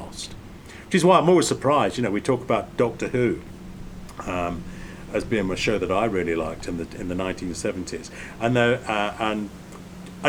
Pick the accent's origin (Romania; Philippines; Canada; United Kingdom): United Kingdom; England; growing up in England